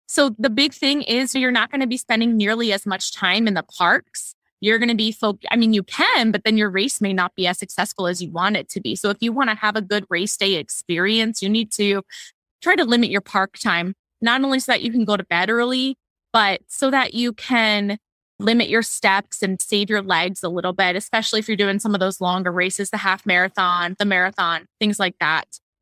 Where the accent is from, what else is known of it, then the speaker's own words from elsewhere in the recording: Maryland, United States; I am from Maryland